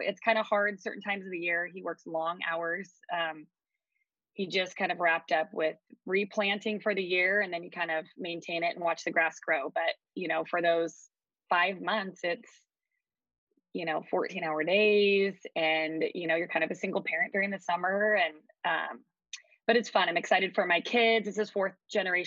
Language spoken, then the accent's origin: English; California, United States; moved away as an adult; also born or lived in Eugene, Oregon; now in Harrisburg, United States; I'm originally from California, and then I have lived in Eugene, Oregon, gosh, for the past 20 years now